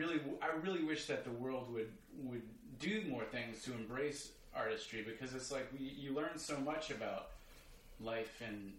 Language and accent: English; Baton Rouge, Louisiana, United States; I grew up in Baton Rouge, Louisiana